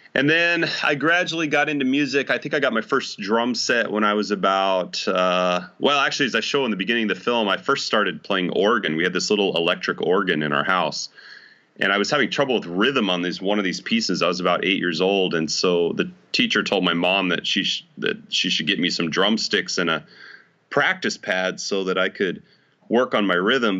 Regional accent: Idaho Falls, Idaho, United States; now in West Orange, United States; I was actually born and raised in Idaho Falls, Idaho.

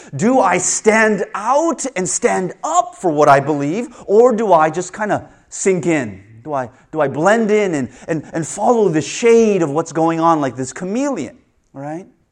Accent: Canada; I was born in Canada

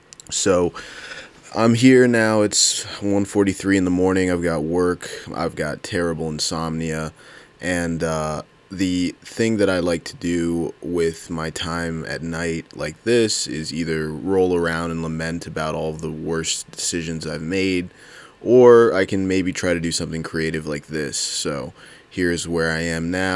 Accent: United States; I grew up in Howard County

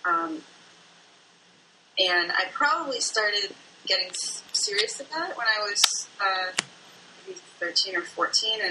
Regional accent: D.C., Maryland, United States; moved away as an adult; also born or lived in Bloomington-Normal, Illinois; now in Chicago, United States; I grew up in Maryland, outside of Washington, D.C., and came to Chicago to go to school.

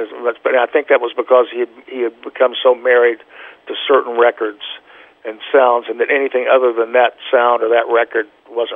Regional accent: Oklahoma, United States; moved away; also born or lived in Boston / New York / California; I'm still, when I play drums, I'm still an Okie

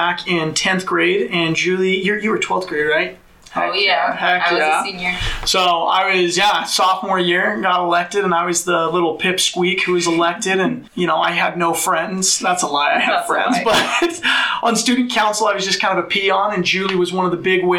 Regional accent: Mapleton, Utah, United States; also born or lived in London, England; I was born and raised in a city called Mapleton, just south of Provo

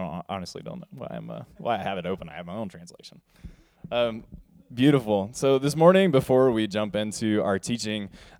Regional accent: the South, United States; especially being a Southerner, of the term y'all. I love that term so, so much.

